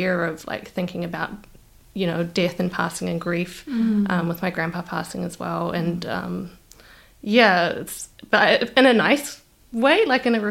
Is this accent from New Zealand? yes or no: yes; New Zealand; I'm from New Zealand.